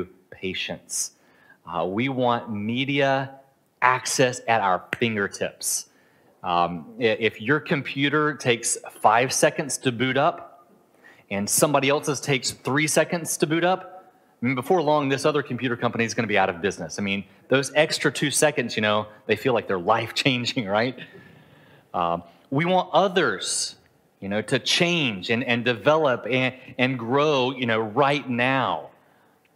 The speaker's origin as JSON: {"language": "English", "country": "United States", "moved": "yes", "said": "I'm from America"}